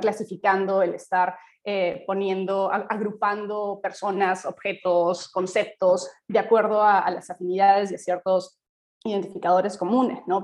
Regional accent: Peru; como sociedad peruana

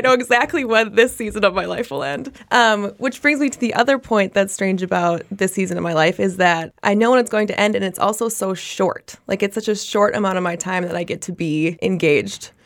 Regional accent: Minnesota, United States; a native born Minnesotan

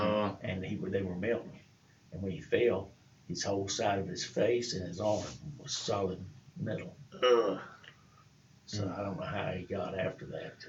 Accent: New Bern, North Carolina, United States; I grew up on the coast of North Carolina in Newbern, North Carolina.

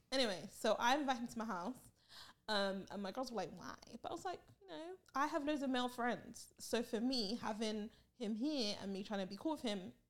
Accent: Barbados; someone that I've known for over 5 years in my home country.

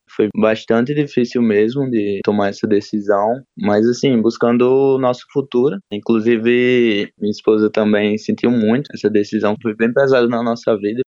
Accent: João Pessoa, Paraíba, Brazil; also born or lived in Ireland; lá eu senti que o meu lugar era aqui, em João Pessoa

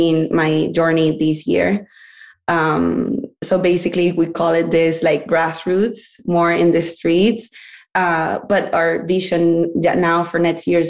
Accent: Venezuela; moved away as an adult; now in United States; I'm from Venezuela and I moved to United States 6 years ago, mainly for education, study university here

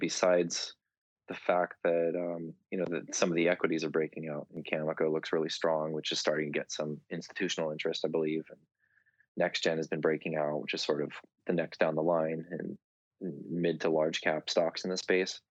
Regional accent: Southern California, United States; my hometown in Southern California

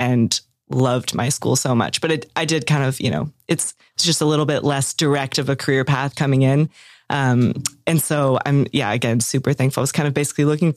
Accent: Atlanta, Georgia, United States; moved away as an adult; also born or lived in New York / Fayetteville, Arkansas; now in Arkansas, United States; I'm from Atlanta originally and went to school in New York at a little liberal arts school in Manhattan

